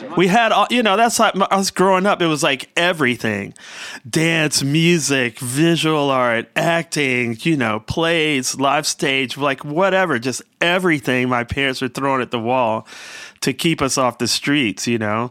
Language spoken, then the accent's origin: English; Washington, District of Columbia, United States; growing up in Southeast Washington